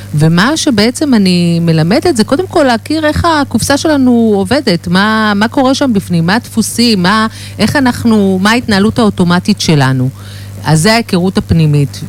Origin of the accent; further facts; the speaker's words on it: Herzliya, Tel Aviv District, Israel; אני, אני מהרצליה